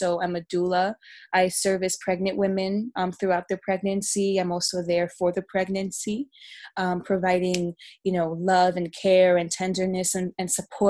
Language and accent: English; New York City, New York, United States; also born or lived in Brooklyn; So I am from Uptown Dyckman Inwood, so uppermost section of Manhattan. I also have roots in the South Bronx in Soundview, specifically from my father's side. And I grew up in Dyckman. I've been in Dyckman until 6 months ago.